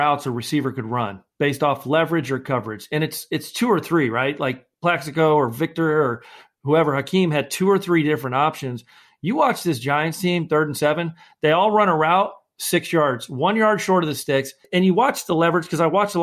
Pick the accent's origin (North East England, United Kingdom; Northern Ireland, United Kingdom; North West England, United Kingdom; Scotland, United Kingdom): Scotland, United Kingdom